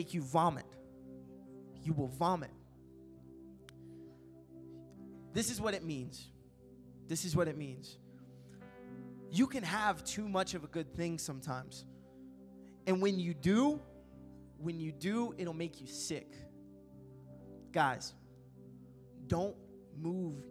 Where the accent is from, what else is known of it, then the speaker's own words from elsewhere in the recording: Kentucky, United States; It's in Kentucky.